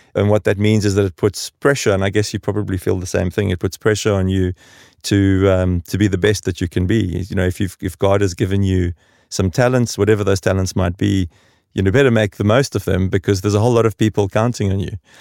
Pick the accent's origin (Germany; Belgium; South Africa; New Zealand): South Africa; moved away as an adult; now in Stockholm, Sweden; growing up in South Africa during the transition